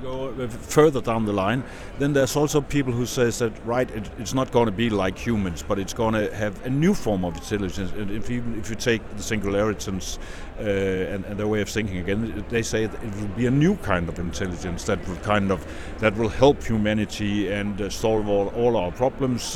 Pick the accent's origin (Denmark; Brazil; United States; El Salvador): Denmark; my home country, Denmark